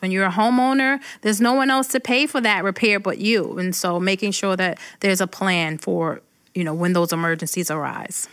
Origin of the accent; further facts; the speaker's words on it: Brooklyn, New York, United States; moved away as an adult; now in Rochester, United States; When I go back to Brooklyn